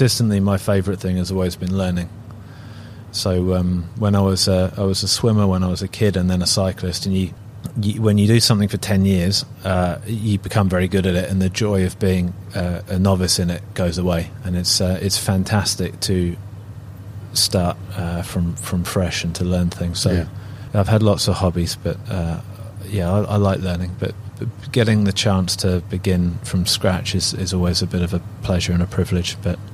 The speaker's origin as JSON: {"language": "English", "town": "Isle of Wight", "region": "South East England", "country": "United Kingdom", "tie": "born or raised there", "said": "growing up on the Isle of Wight is a pretty small community, and I was a swimmer."}